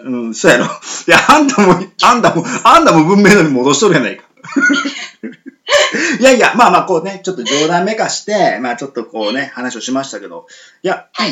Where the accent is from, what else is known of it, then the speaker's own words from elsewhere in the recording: Miyazaki, Japan; 僕も宮崎県なんですけども宮崎県出身の